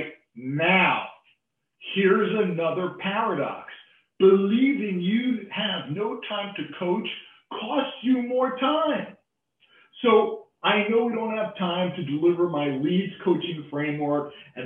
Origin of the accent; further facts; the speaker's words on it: New York, United States; as a New Yorker, I have a tendency to talk fast